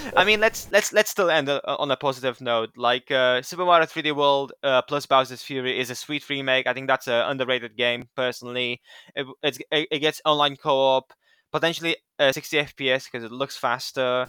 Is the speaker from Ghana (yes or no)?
no; Romania; I'm from Romania. I'm from Eastern Europe